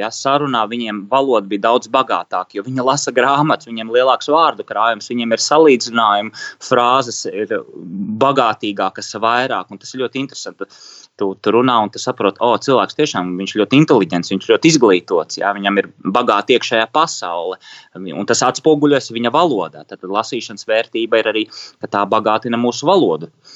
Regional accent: Riga, Latvia; es bērnībā braucu no pārdaugas uz Čiekurkalnu skolu

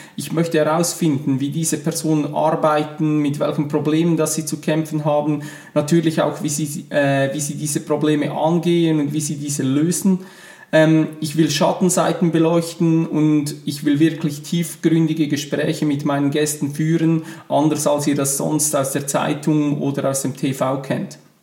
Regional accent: Switzerland; accent: Swiss German; first language Swiss German; ihr hört es schon an meinem Akzent. Meine Muttersprache ist normal Schweizerdeutsch.

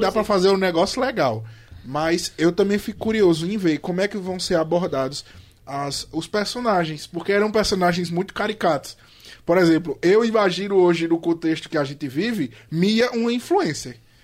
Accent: Brazil; nós somos o único país da América Latina que não fala espanhol

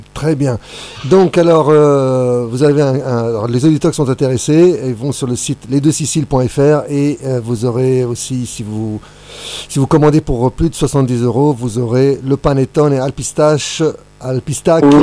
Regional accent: Bologna, Emilia-Romagna, Italy; now in Paris, France; moi je suis d'Emilie-Romagne

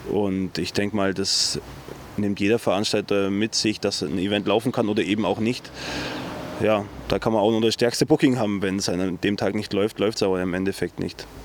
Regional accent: Allgäu, Bavaria, Germany; also born or lived in Dresden; Allgäuer durch und durch. So zu sagen. Seit 29 Jahren wohne ich hier. Im Endeffekt merkt man es auch im Dialekt. Ich versuche Hochdeutsch zu reden, aber äh, das ein oder andere Allgäuer Wort kann man mir dann irgendwie ja, kommt dann doch raus

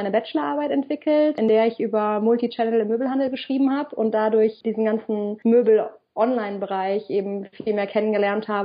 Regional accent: Kassel, Hesse, Germany; ich komme ja ursprünglich aus Kassel

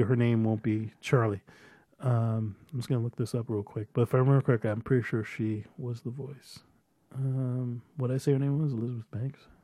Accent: Brampton, Ontario, Canada; I won't specifically say I'm from Brampton. I tell them I'm from Toronto

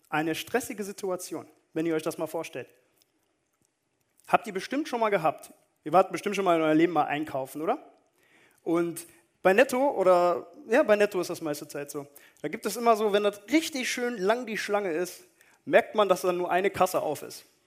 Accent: Düsseldorf, North Rhine-Westphalia, Germany; ich komme aus Düsseldorf, eine Großstadt

